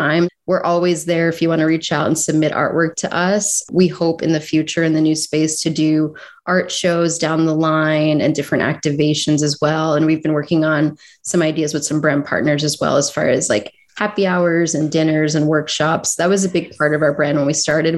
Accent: Philadelphia, Pennsylvania, United States; I'm from South Philly, so very proud to be down there. And I've been going to South Street my whole life.

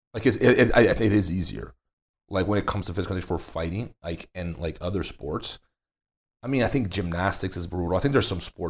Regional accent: Brazil; now in Las Vegas, United States; I grew up in Brazil.

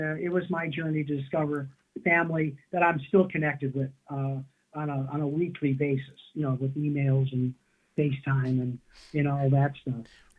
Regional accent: Cleveland, Ohio, United States; moved away; also born or lived in Philadelphia; growing up in Cleveland

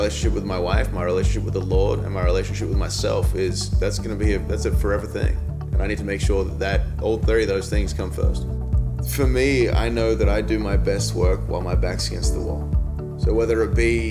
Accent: Australia; moved away as an adult; now in United States; I'm Australian, so I came over to America in 2007

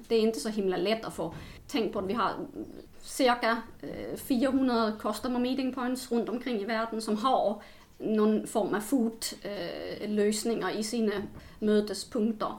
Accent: Denmark; now in Sweden; jag kommer från Danmark

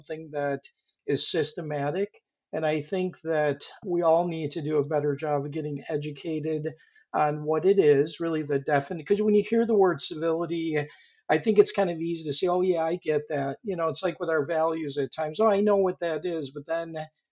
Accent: Rochester, New York, United States; moved away as an adult; also born or lived in Boulder, Colorado / Japan / Tokyo / Guangzhou, China; I actually grew up in Rochester, New York.

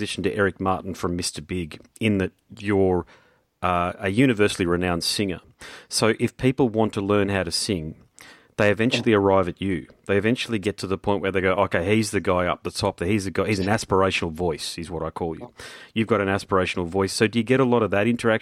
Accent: Brisbane, Queensland, Australia; I'm from Brisbane

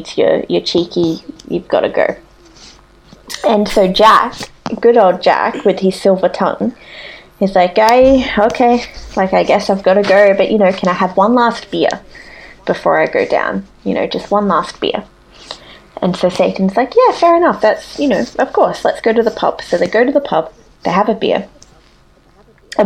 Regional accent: Australia; in Australia growing up we never had any Halloween festivities

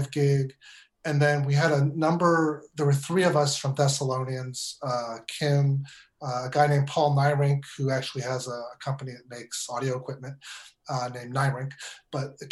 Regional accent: Stilton, Pennsylvania, United States; moved away as an adult; also born or lived in San Francisco; now in Northern California, United States; I grew up in Pennsylvania

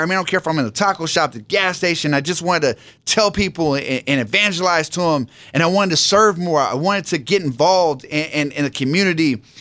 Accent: San Diego, California, United States; I grew up out here in San Diego

